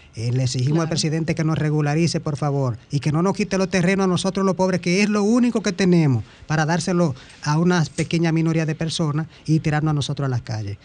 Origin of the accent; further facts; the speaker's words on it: Dominican Republic; Nosotros somos dominicanos